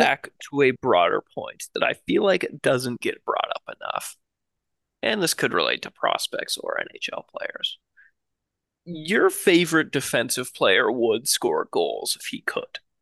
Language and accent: English; Canada; as a Canadian